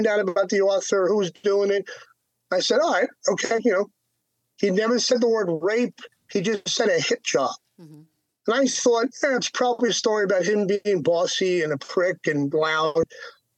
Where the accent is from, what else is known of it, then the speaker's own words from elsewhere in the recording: New York, United States; also born or lived in Long Island / Manhattan; I grew up in that. I'm a New Yorker.